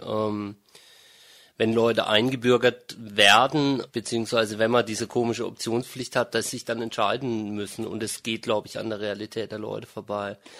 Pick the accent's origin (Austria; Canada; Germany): Germany; also born or lived in Freiburg; Also ich bin in Deutschland aufgewachsen, ich bin auch einsprachig aufgewachsen